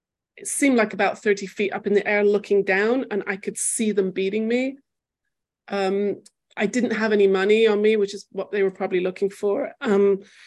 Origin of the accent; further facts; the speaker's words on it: England, United Kingdom; moved away as an adult; also born or lived in Manchester; now in Jerusalem, Israel; I grew up in England